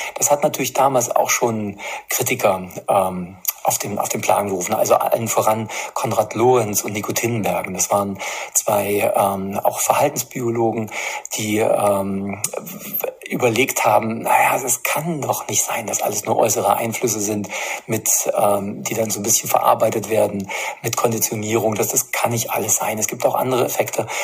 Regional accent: East Germany, Germany; now in Erfurt, Germany; damals in der DDR

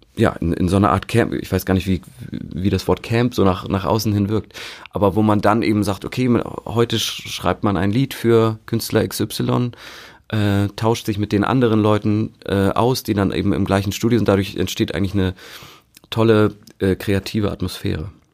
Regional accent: Hamburg, Germany; ich bin ja im, im Norden in Hamburg aufgewachsen

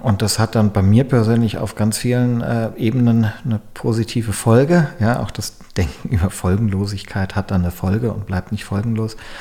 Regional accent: Germany; hier bei uns in Deutschland

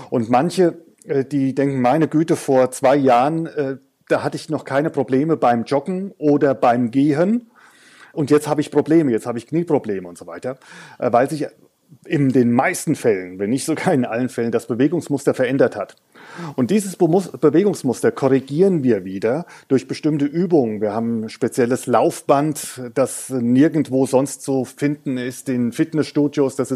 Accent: Hesse, Germany; Also ich bin, ich bin Hesse, aber eigentlich als Hesse ist man auch ein halber Franke und ein Franke ist eigentlich ein halber Hesse.

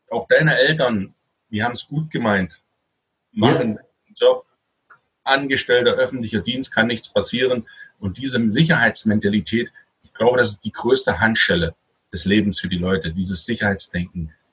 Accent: Saxony-Anhalt, Germany; weil ich komme hier aus Sachsen-Anhalt. Ich bin ja gebürtiger Sachsen-Anhalter.

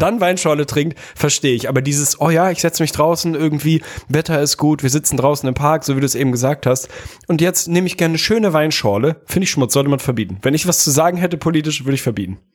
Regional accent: Hamburg, Germany; mich zumindest als Hamburger

